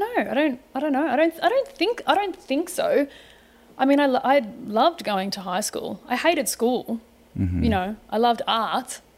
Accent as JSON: {"language": "English", "town": "Melbourne", "region": "Victoria", "country": "Australia", "tie": "born or raised there", "also_born_or_lived": "Sydney, Australia / Greece / Turkey / London", "moved": "as an adult", "lives_now": "United States", "said": "born in Sydney, Dad was located up there for work. Um, when I was about two, we moved back to Melbourne. Uh, grew up in Melbourne"}